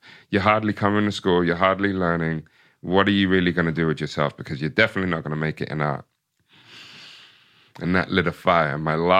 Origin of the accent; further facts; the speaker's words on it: Ipswich, Massachusetts, United States; So yeah. So, you know, growing up in Ipswich, going to a predominantly all white, you know, elementary school